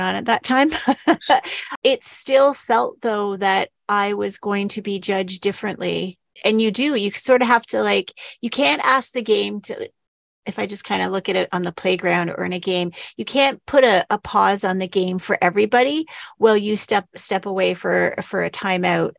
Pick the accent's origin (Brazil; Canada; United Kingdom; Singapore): Canada; we're Canadian